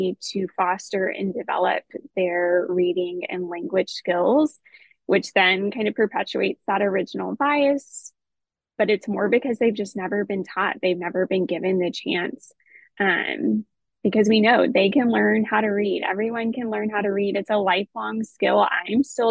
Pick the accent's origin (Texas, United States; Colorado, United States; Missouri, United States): Texas, United States; I'm from Texas originally